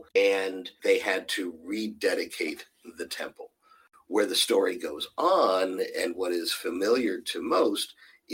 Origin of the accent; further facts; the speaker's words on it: Pittsburgh, Pennsylvania, United States; now in Houston, United States; I'm originally from Pittsburgh, Pennsylvania